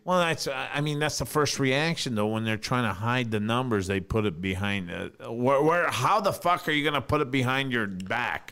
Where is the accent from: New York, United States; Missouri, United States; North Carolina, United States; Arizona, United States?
New York, United States; moved away; growing up in New York